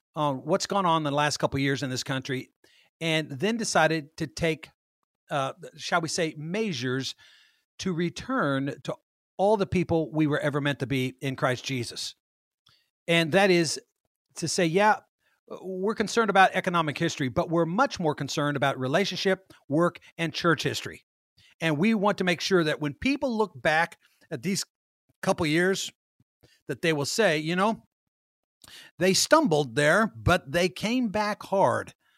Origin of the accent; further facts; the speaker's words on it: Kansas, United States; moved away; my old hometown of Kansas